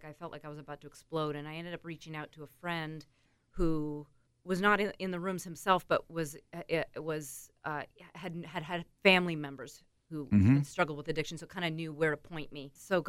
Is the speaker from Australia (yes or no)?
no; Antigonish, Nova Scotia, Canada; also born or lived in Calgary / Seattle; now in New York, United States; I'm from Antigonish, Nova Scotia. Right. Yep. Grew up there. Small town. Very kind of Irish-Scottish. Everybody loves to drink. but from there, I've lived in Calgary. I've lived in Seattle. And then I just moved to New York 5 years ago.